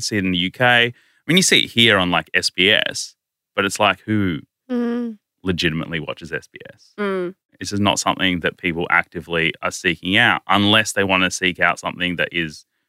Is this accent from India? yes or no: yes; India; So like I'm Indian. But technically, my family comes from modern-day Pakistan, right? We come from that side of the border.